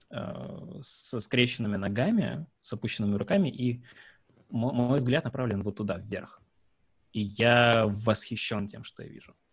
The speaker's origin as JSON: {"language": "Russian", "region": "Sevastopol", "country": "Ukraine", "said": "А, я из Севастополя. Там сложно."}